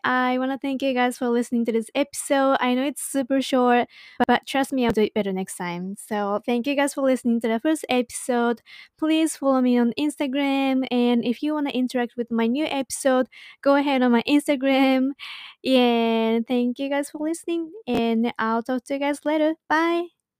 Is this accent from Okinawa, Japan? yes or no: no; Saitama, Japan; English is a second language; also born or lived in Ibaraki Prefecture; I was born in Ibaraki Prefecture and then raised in Saitama Prefecture, which is located to the north